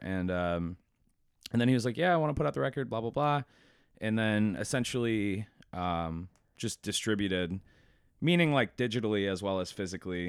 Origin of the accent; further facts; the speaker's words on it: Buffalo, New York, United States; I'm from Buffalo